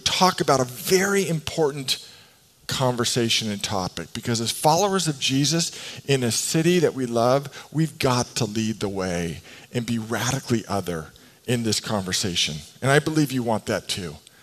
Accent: West Coast, United States; I grew up here in the West Coast

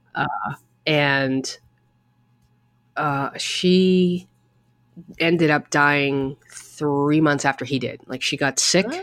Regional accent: New England, United States; now in New York, United States; I'm from New England where it was snowstorm, snowstorm.

